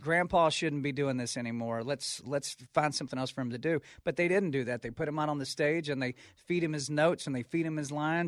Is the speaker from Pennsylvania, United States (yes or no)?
no; Texas, United States; I'm from Texas